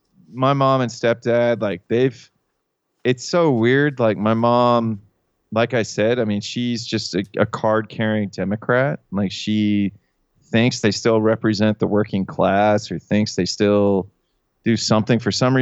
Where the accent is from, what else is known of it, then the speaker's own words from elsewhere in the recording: Pittsburgh, Pennsylvania, United States; I'm a different kind of hillbilly than you are, because Pittsburgh area is kind of its own thing. But we're both Appalachian.